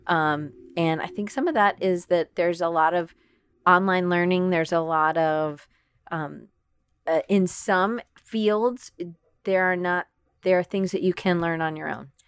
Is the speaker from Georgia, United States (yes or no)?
yes; Atlanta, Georgia, United States; moved away as an adult; also born or lived in Auburn, Alabama / Denver, Colorado / Richmond, Virginia; I grew up in Atlanta, Georgia